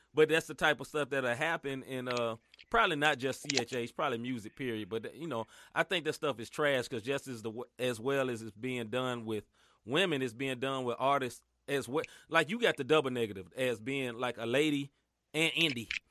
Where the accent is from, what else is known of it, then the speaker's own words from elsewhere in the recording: Memphis, Tennessee, United States; now in St. Louis, United States; I'm originally from Memphis